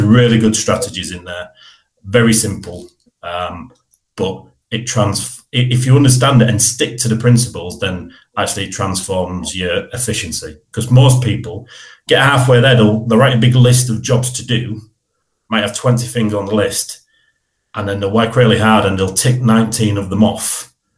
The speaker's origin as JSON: {"language": "English", "town": "Hull", "region": "Yorkshire and the Humber", "country": "United Kingdom", "tie": "born or raised there", "said": "I was brought up in Brandsham. So I was born and bred in Brandsham."}